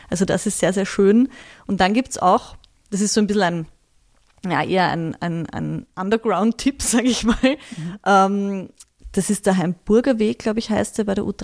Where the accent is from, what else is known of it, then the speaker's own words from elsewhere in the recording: Vienna, Austria; Ich bin in Wien aufgewachsen, ähm, im 11. Bezirk